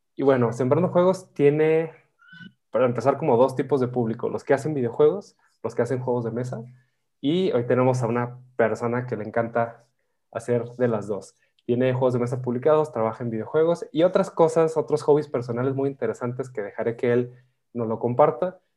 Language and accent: Spanish; northern Mexico, Mexico; yo soy del norte de México